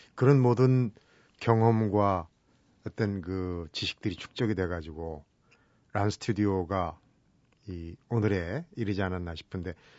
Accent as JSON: {"language": "Korean", "region": "Seoul", "country": "South Korea", "tie": "born or raised there", "said": "저도 이제 어릴 때 서울에 자라면"}